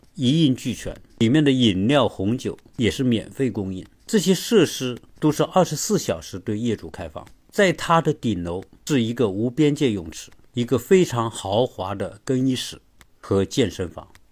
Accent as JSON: {"language": "Chinese", "country": "China", "said": "我们中国人"}